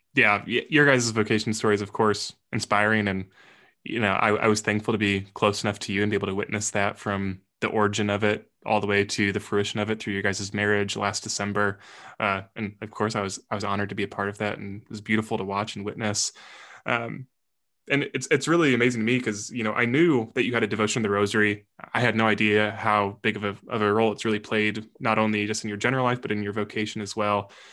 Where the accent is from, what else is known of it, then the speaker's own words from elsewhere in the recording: near El Paso, Illinois, United States; only about a thirty or forty-five minute drive from my hometown